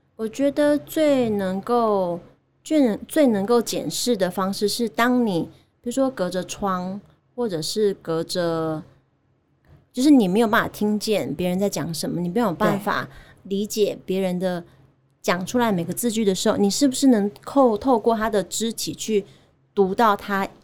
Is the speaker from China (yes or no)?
no; Chiayi, Taiwan; accent: Taiwanese; moved away as an adult; also born or lived in Kaohsiung / United States; 我有舞蹈跟戏剧的背景，就是嗯，呃，我是嘉义土生土长，然后我是高中的时候念嘉义舞蹈舞蹈，诶，嘉义女中的舞蹈班嗯。那大学的时候在中山大学的剧场艺术学系当表演者